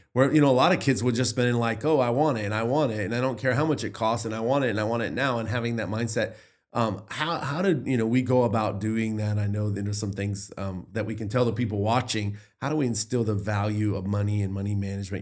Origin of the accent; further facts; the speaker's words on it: the Bible Belt, Southern United States, United States; I grew up in the Bible Belt